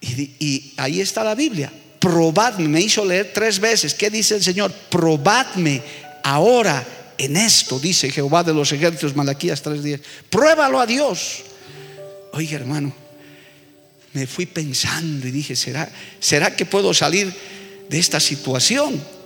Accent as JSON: {"language": "Spanish", "country": "Bolivia", "said": "yo como muchos bolivianos vengo de una familia muy necesitada también"}